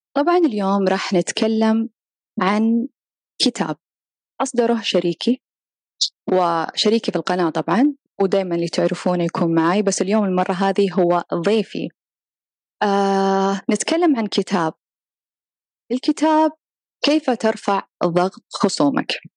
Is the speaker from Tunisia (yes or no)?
no; Saudi Arabia; أنا ك كسعودية وعايشة في هذا البلد